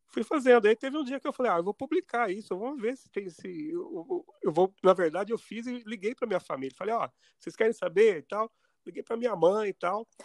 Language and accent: Portuguese; Poços de Caldas, Minas Gerais, Brazil; moved away as an adult; also born or lived in São Paulo; now in Mount Vernon, United States; eu nasci em Poços de Caldas